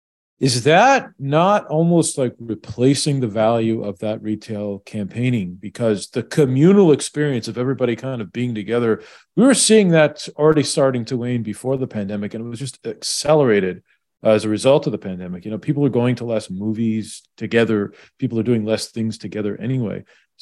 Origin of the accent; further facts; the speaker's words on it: New Hampshire, United States; someone growing up in New Hampshire